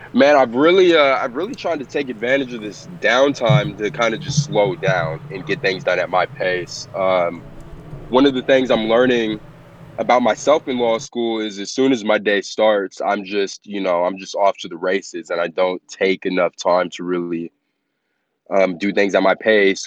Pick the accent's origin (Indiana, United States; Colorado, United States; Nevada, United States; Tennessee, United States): Nevada, United States; Las Vegas; I am born and raised in Las Vegas